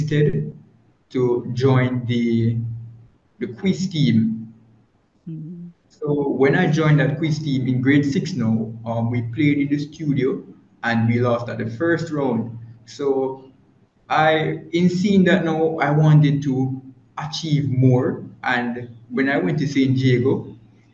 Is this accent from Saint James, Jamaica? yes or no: no; Ewarton, Saint Catherine, Jamaica; I'm from Yurton. I'm from Yurton in St. Catherine. It's a little town near